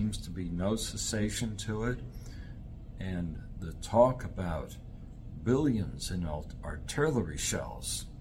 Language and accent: English; New York, United States; I'm not from Indiana, by the way. I am from New York